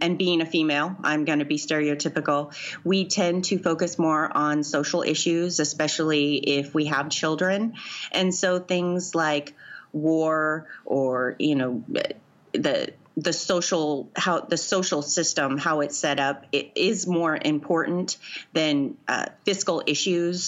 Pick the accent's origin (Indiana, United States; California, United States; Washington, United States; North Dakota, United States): Washington, United States; Tacoma; I grew up in the Northwest in Tacoma, in Washington State